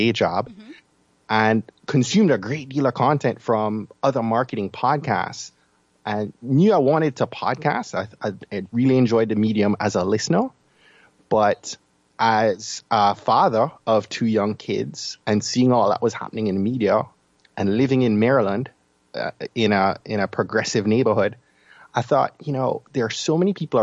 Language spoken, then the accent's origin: English; Jamaica; I'm from Jamaica, as you can probably tell from my accent